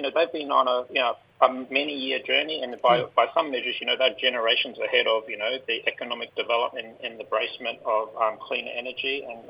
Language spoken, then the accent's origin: English; Central Desert, west of Alice Springs, Northern Territory, Australia; I'm from the Central Desert. My mob are Larija, out west of Alice Springs.